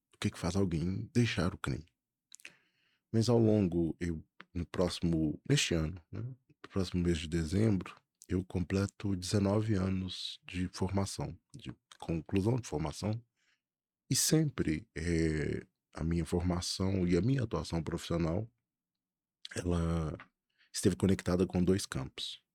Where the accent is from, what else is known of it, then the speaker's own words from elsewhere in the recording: Belo Horizonte, Minas Gerais, Brazil; eu sou de Belo Horizonte